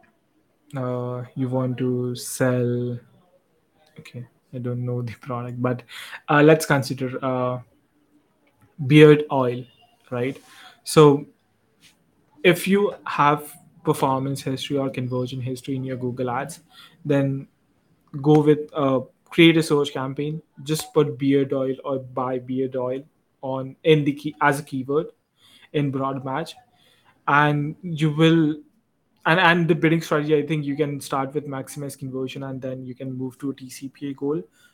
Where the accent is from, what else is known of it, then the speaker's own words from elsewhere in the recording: India; As an Indian